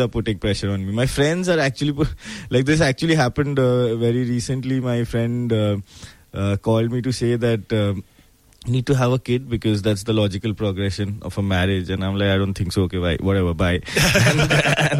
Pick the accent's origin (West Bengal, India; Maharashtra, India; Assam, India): West Bengal, India; Kolkata; now in Mumbai, India; I grew up in Kolkata. I was born and brought up in Kolkata